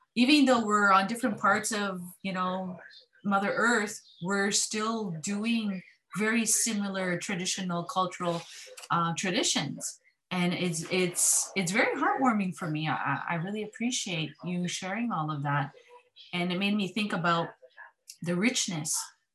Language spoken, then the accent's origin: English; Kanesatake, Quebec, Canada; I'm Mohawk from Ganasadake, Quebec.